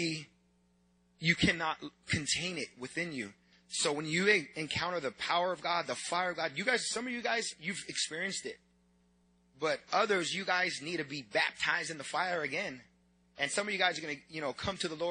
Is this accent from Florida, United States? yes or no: no; San Diego, California, United States; I'm from San Diego, California